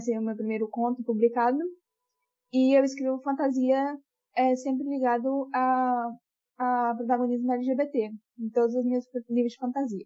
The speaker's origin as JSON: {"language": "Portuguese", "town": "Vitória", "region": "Espírito Santo", "country": "Brazil", "said": "eu sou uma pessoa não binária do Espírito Santo, também sou de Vitória Capital"}